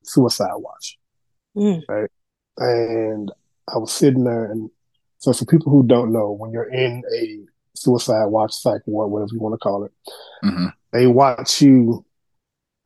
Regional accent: St. Louis, Missouri, United States; growing up in St. Louis, I have one older brother and four sisters

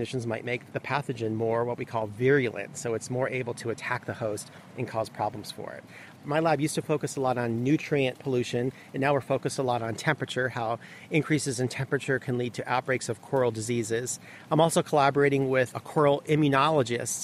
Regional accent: South Florida, United States; I grew up in South Florida

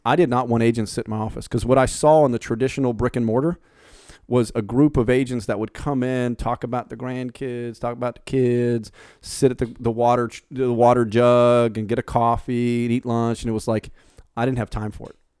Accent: Pittsburgh, Pennsylvania, United States; moved away; I'm the Yankee from Pittsburgh who literally has been different down in this this part of town since day one

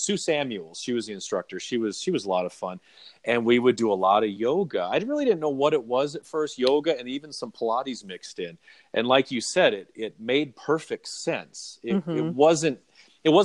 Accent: La Crosse, Wisconsin, United States; also born or lived in Florida; now in Colorado, United States; I grew up in Wisconsin, and it's very similar where I grew up in the La Crosse area of Wisconsin.

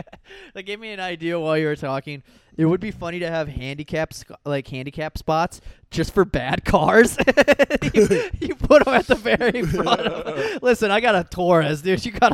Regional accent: Iowa, United States; also born or lived in South Florida; now in Austin, United States; I'm from Iowa, but I'm not from like the middle of nowhere Iowa. Like we had like 30,000 people in my town, which is like big for Iowa.

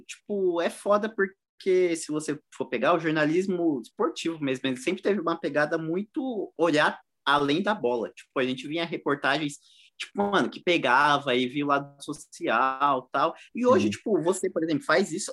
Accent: São Paulo, Brazil; Eu sou da Zona Leste, mano. Todos meus amigos, maioria, a maioria é corintiano

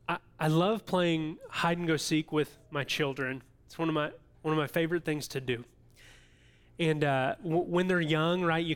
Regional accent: Illinois, United States; And now I know we're from Central Illinois, most of us

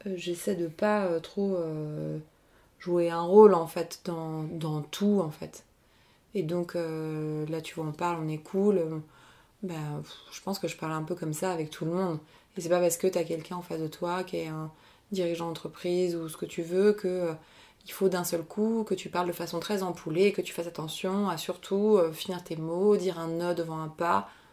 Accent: Argenteuil, Île-de-France, France; j'ai grandi à Argenteuil

